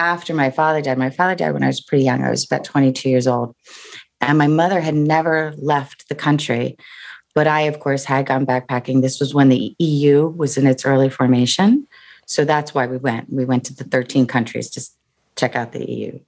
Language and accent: English; New Jersey, United States; I'm from Jersey